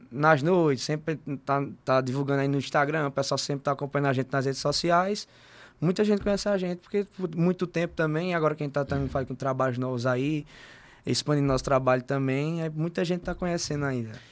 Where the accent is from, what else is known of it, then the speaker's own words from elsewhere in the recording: Monteiro, Paraíba, Brazil; also born or lived in Campina Grande; Eu sou, eu sou monteirense porque, assim, vivi, nasci em Campina, mas me criei a vida inteira aqui em Monteiro.